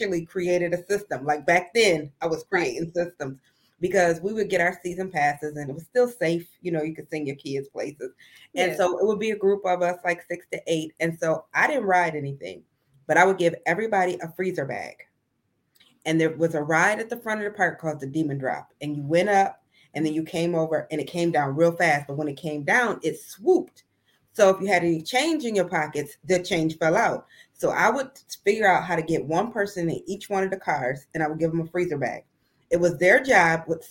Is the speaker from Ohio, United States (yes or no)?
yes; Sandusky, Ohio, United States; also born or lived in Mason, Ohio; I was born and raised in a little bitty place called Sandusky, Ohio